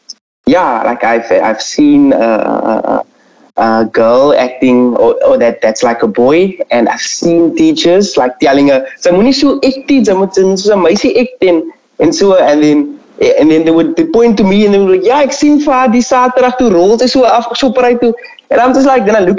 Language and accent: English; Strand, Western Cape, South Africa; I'm a third year intermediate first student, and I'm from Strand